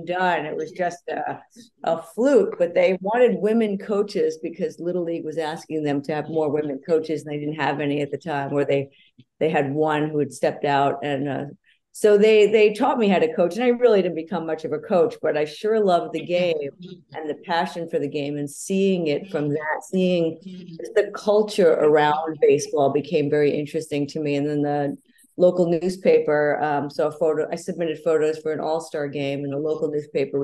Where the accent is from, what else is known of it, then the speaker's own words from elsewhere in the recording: New York City, New York, United States; growing up in New York City, we grew up as hockey fans